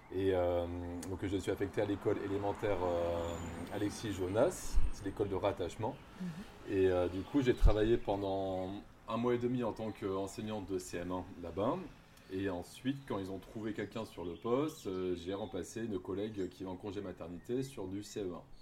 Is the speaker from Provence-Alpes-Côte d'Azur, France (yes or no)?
no; Bordeaux, Nouvelle-Aquitaine, France; moved away as an adult; also born or lived in French Guiana; now in Maripasoula, French Guiana; je viens de Bordeaux, du sud-ouest de la France, du coup, donc je suis métro